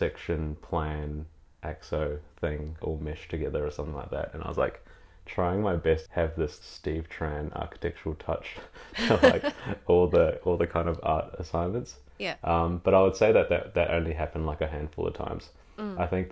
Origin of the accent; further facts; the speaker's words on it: New Zealand; now in Melbourne, Australia; growing up in New Zealand, I was definitely like an art kid